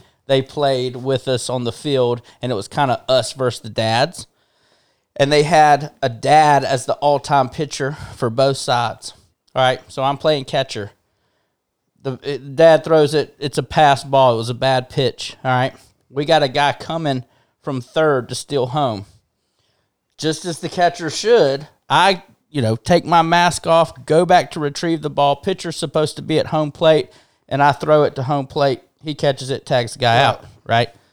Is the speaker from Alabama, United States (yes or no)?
yes; Hoover, Alabama, United States; also born or lived in Montgomery, Alabama / Nashville, Tennessee; born in Montgomery, uh, you know, southern, more southern Alabama. Sh- quickly after being born, we moved up to Birmingham, um, and lived in in Hoover most of my life